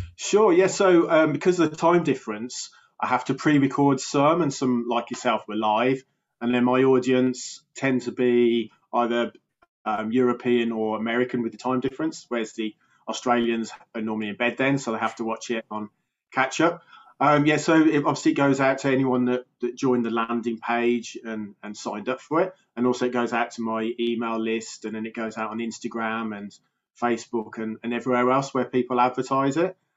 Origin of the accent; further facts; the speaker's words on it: Birmingham, West Midlands, United Kingdom; accent: Birmingham; I'm from uh, England in the UK. Uh, I'm actually in Birmingham, which is um, Britain's second biggest city. Um, so about two hours from London. So yeah, so I've got a bit of a Birmingham accent